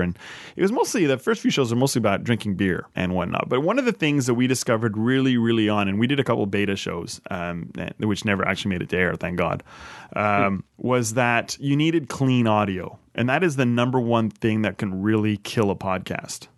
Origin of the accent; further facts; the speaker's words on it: Canada; moved away as an adult; as a Canadian living abroad